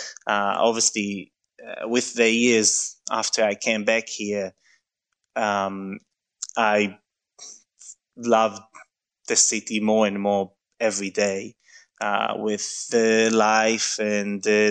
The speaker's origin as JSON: {"language": "English", "town": "Mevaseret Zion", "region": "Jerusalem District", "country": "Israel", "tie": "born or raised there", "lives_now": "Melbourne, Australia", "said": "I was born in Jerusalem, but I grew up in Mvaseret, which is a small town next to Jerusalem."}